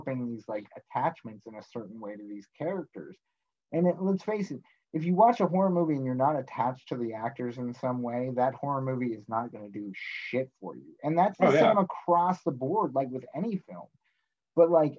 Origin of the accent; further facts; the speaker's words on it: Pittsburgh, Pennsylvania, United States; we are from Pittsburgh